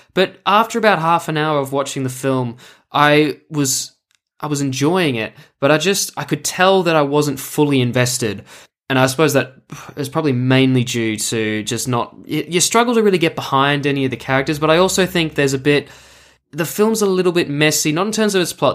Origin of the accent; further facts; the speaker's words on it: Melbourne, Victoria, Australia; I come to you today from my hometown of Melbourne, Australia.